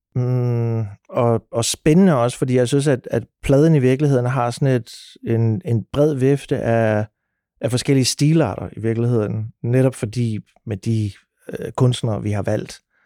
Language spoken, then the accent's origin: Danish; Sønderborg, Southern Denmark, Denmark; når man er født og opvokset i Sønderborg